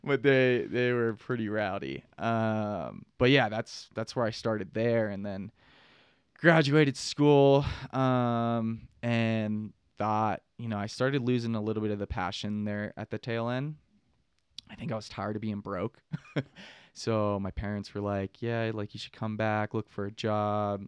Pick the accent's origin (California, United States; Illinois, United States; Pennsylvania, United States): Pennsylvania, United States; Pittsburgh; moved away as an adult; also born or lived in Utah; I'm from Pittsburgh, Pennsylvania. Uh, grew up there, rode Seven Springs uh, I was about 18